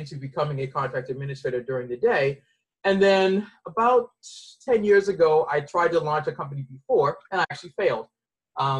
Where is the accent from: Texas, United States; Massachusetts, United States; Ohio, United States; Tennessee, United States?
Massachusetts, United States; Boston; moved away; I'm originally from Boston